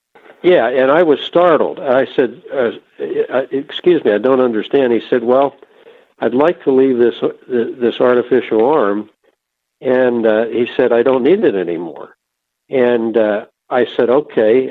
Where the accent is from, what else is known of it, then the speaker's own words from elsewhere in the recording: outside of Philadelphia, Pennsylvania, United States; also born or lived in Ohio; I grew up outside of Philadelphia, Pennsylvania